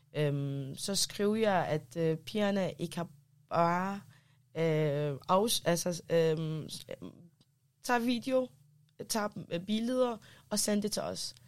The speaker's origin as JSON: {"language": "Danish", "country": "Denmark", "tie": "born or raised there", "also_born_or_lived": "Iraq", "said": "for 20 år siden, flyg, flygtede jeg fra Irak med familien, mm. og så har jeg opvokset her i Danmark."}